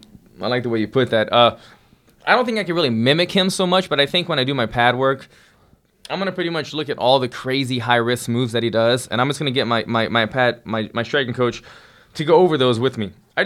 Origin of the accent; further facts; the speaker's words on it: Louisiana, United States; my home state of Louisiana.